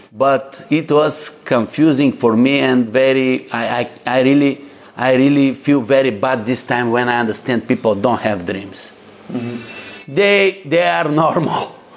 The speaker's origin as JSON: {"language": "English", "country": "Bulgaria", "said": "I'm coming from Bulgaria, guys. it is a very nice, beautiful country"}